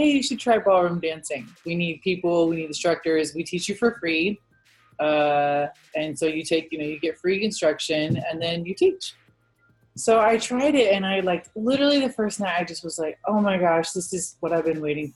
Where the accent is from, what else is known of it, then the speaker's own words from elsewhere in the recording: Virginia, United States; moved away as an adult; also born or lived in Phoenix / Los Angeles; I grew up in Virginia